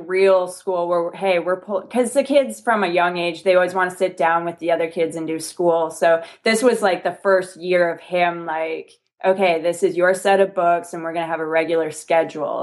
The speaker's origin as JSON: {"language": "English", "country": "Canada", "moved": "yes", "said": "I'm actually from Canada originally"}